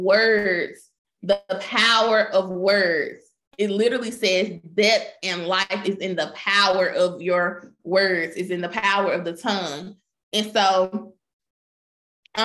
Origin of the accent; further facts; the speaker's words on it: Memphis, Tennessee, United States; I grew up in Memphis